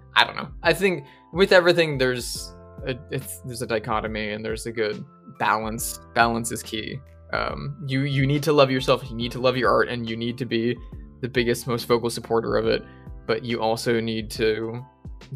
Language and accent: English; United States; being the American guesting on the British show